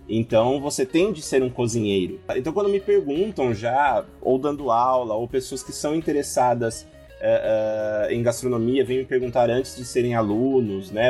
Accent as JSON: {"language": "Portuguese", "region": "interior of São Paulo", "country": "Brazil", "said": "eu sou do interior de São Paulo"}